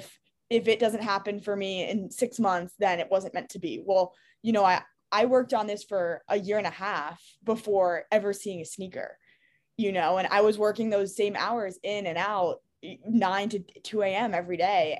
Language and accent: English; New York City, New York, United States; I grew up in New York City.